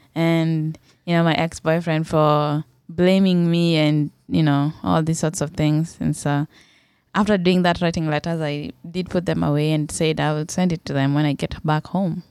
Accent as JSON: {"language": "English", "country": "Kenya", "said": "I was from Kenya"}